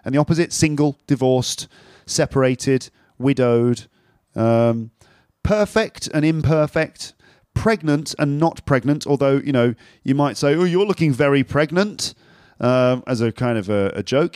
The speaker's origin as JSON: {"language": "English", "region": "London", "country": "United Kingdom", "moved": "yes", "lives_now": "Paris, France", "said": "I'm from London, but at the moment I'm living in Paris"}